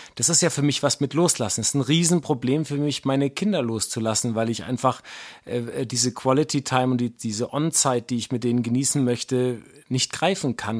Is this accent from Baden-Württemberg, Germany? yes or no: no; Wuppertal, North Rhine-Westphalia, Germany; ich bin tagelang als kleiner Junge im Wald rumgelaufen, auch in Wuppertal